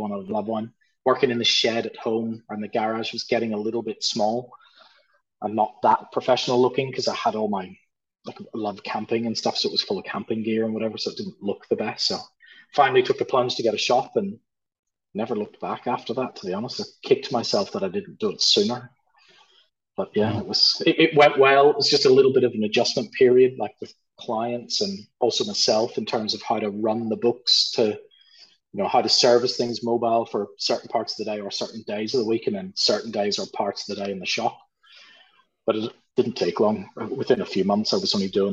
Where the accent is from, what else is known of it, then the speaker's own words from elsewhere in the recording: Ireland; also born or lived in United Kingdom; now in Sunshine Coast, Australia; being Irish